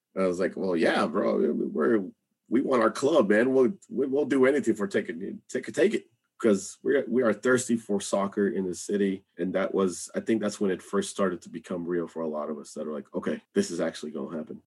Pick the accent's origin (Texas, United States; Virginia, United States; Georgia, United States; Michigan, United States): Texas, United States; Rio Grande Valley, South; moved away as an adult; now in Austin, United States; I grew up in South Texas in the Rio Grande Valley